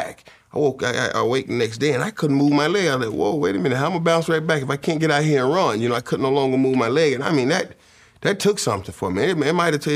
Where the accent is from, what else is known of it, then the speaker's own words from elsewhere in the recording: Miami, Florida, United States; growing up in Miami